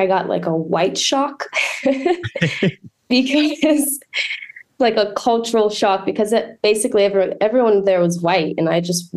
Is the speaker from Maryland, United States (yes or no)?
yes; Montgomery County, Maryland, United States; also born or lived in Brazil; now in Baltimore, United States; I was born in Brazil. And then I moved here and I grew up in Montgomery County.